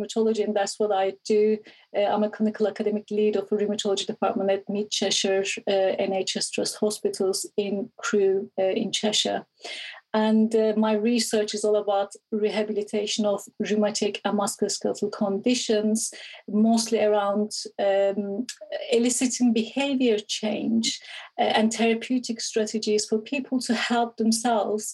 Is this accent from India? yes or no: no; Istanbul, Turkey; moved away; Originally, I'm from Istanbul, Turkey.